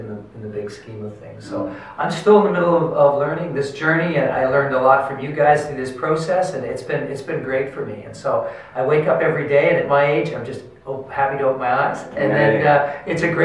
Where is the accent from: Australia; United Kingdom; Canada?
Canada; Halifax, Nova Scotia; born and bred in Halifax